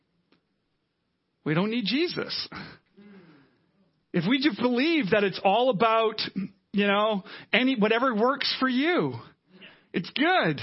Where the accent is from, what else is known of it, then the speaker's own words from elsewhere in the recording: Canada; we're Canadian